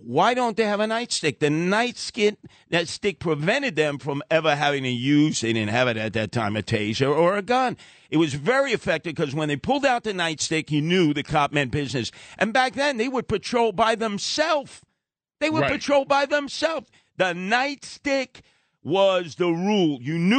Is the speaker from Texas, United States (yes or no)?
no; New York City, New York, United States; I grew up in Brownsville, East New York, Canarsie, started the Guardian Angels in the South Bronx.